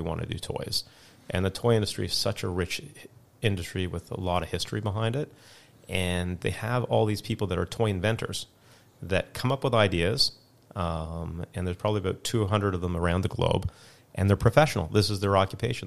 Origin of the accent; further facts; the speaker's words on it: Canada; also born or lived in South Africa; I was originally born in South Africa, mm-hmm. and then I moved to Canada when I was five.